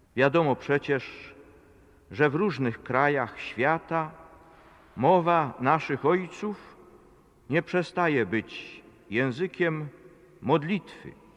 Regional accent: Poland; first language Polish; moved away; tylu moich rodaków w Polsce

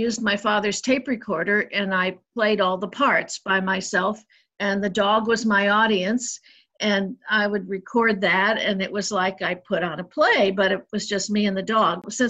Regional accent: United States; I didn't grow up anywhere in particular because when I was a child, we moved 16 times. We lived mostly in the Midwest and the Northeast and the Southwest of the United States.

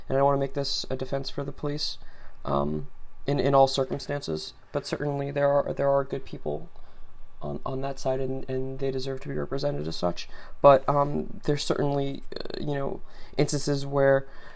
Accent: United States; as an American

